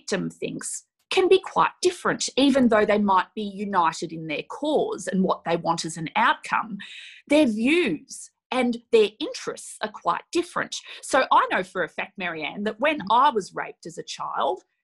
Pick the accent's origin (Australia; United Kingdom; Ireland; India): Australia